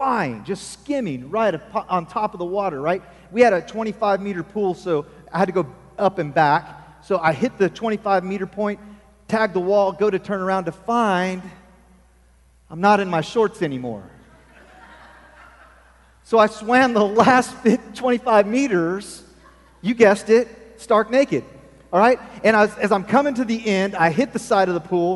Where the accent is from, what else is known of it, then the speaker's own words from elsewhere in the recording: Falls City, Nebraska, United States; moved away; I grew up in Nebraska